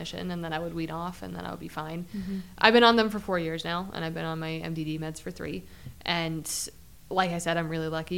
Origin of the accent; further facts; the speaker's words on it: Utah, United States; I'm used to skiing on powder because I grew up in Utah